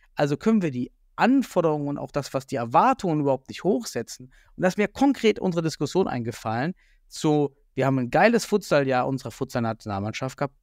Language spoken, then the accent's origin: German; the East, eastern Germany, Germany; now in Düsseldorf, Germany; ich komme ja aus dem Osten